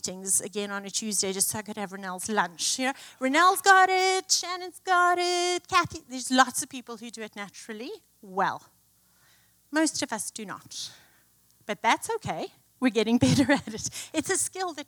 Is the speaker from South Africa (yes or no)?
yes; South Africa; moved away; I grew up in South Africa